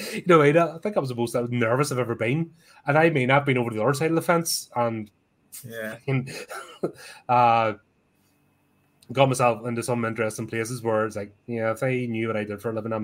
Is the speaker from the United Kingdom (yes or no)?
yes; Belfast, Northern Ireland, United Kingdom; I'm from East Belfast, so that's my whole stomping ground.